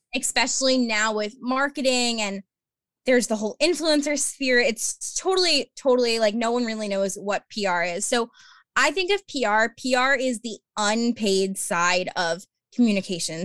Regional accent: Long Island, New York, United States; I am from Long Island, New York, born and raised

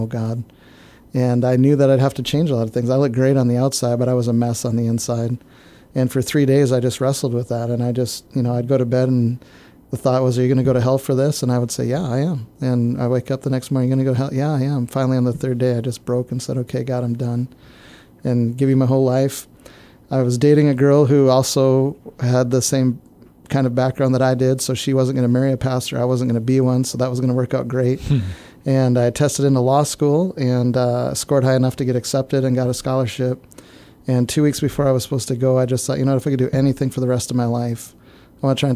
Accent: northern Minnesota, United States; moved away; also born or lived in Canada; So I grew up in northern Minnesota

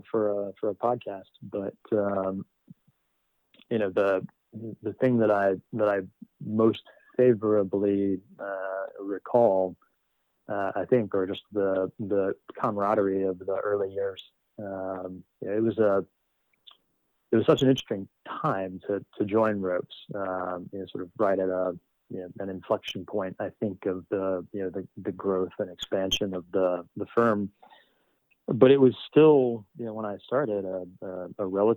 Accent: Charleston, West Virginia, United States; moved away as an adult; I grew up in Charleston, West Virginia.

